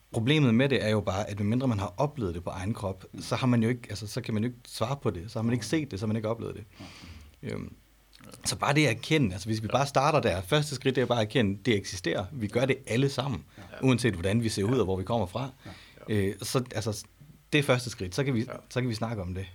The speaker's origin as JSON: {"language": "Danish", "country": "Denmark", "tie": "born or raised there", "said": "jeg er jo født og opvokset i Danmark"}